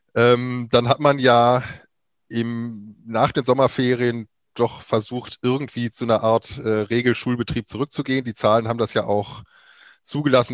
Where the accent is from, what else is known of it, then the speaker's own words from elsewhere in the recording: near Cologne, North Rhine-Westphalia, Germany; moved away as an adult; also born or lived in Weimar; Ich komme ursprünglich aus der Nähe von Köln, habe da vor mittlerweile 27 Jahren mein Abi gemacht